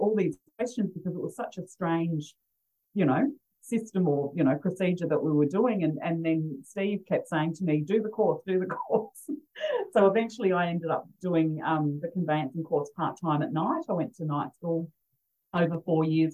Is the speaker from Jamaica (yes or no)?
no; Adelaide, South Australia, Australia; I'm from originally from Adelaide